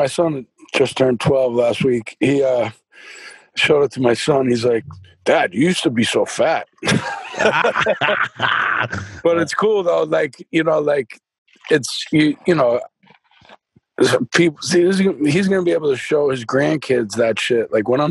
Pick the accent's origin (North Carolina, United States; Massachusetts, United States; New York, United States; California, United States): Massachusetts, United States; Boston; accent: Boston; And it's crazy because now I've done all these exercises with my mouth, and my Boston accent just naturally is kind of faded, man